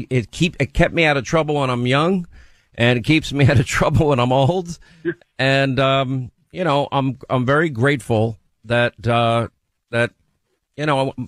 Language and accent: English; New York, United States; I grew up in New York